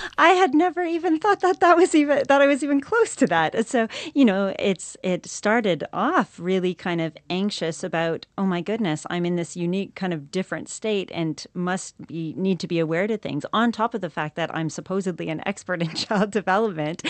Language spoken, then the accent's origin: English; Canada; moved away as an adult; now in New Zealand; I'm from Canada originally